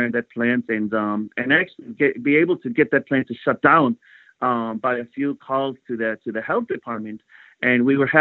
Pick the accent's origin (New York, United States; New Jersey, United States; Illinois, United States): Illinois, United States; Glendale Heights; the town where I grew up in Glendale Heights